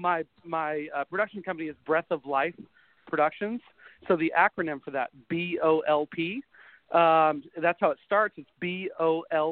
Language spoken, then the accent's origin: English; Texas, United States; born or raised there; moved away